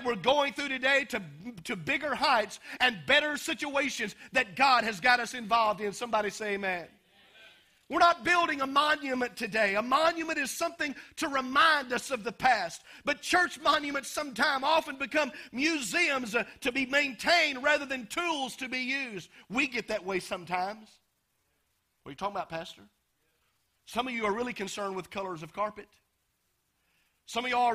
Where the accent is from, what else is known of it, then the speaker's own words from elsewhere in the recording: United States; growing up in America